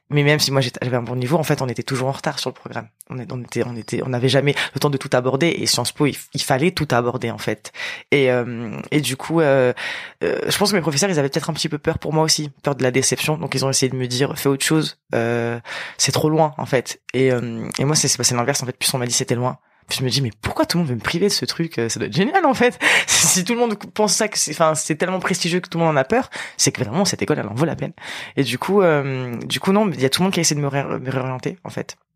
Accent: Apt, Provence-Alpes-Côte d'Azur, France; j'ai grandi à Apt, donc c'est une ville qui a à peu près une heure et demie en voiture de d'Avignon. donc c'est en périphérie, c'est une petite ville de 10 000 habitants

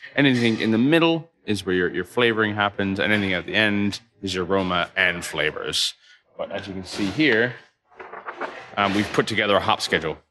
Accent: Toronto, Ontario, Canada; now in London, United Kingdom; I grew up in Toronto, Canada.

